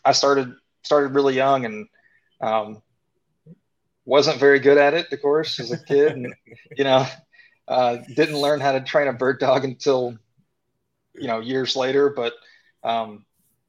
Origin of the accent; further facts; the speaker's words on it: Tennessee, United States; I grew up in Tennessee